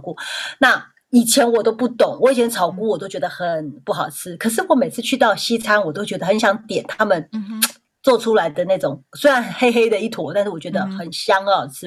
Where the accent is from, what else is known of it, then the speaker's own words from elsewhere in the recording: Taiwan; 我台湾人